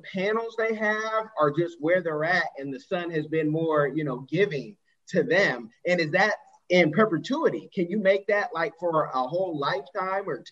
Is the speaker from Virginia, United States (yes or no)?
no; Oakland, California, United States; I'm from Oakland